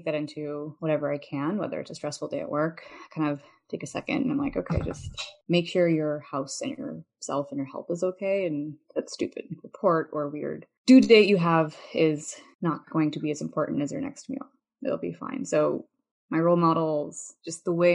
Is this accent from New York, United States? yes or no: no; Chicago, Illinois, United States; I grew up in Chicago